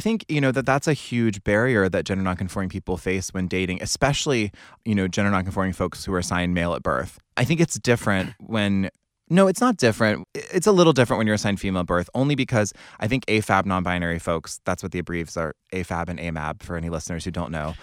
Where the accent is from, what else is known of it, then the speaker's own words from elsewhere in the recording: Cary, North Carolina, United States; I grew up in Cary, North Carolina